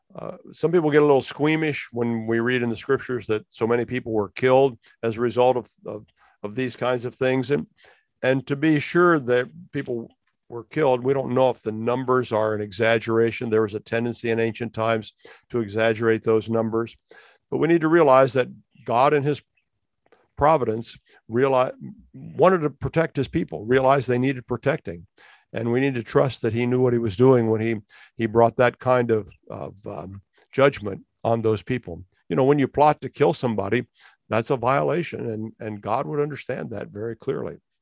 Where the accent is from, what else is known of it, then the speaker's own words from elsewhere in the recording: Ohio, United States; I have roots in Ohio because I was born in Ohio